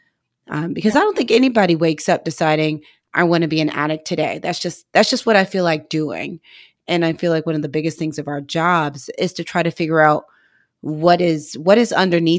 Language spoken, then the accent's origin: English; Missouri, United States; also born or lived in Atlanta; I live in an area where I'm from is like in the middle of the meth capital in the Midwest. I'm from Missouri.